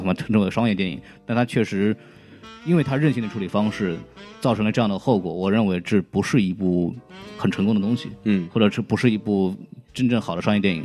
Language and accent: Chinese; Shanghai, China; 我作为一个在上海出生长大，并且不太会说上海话的上海人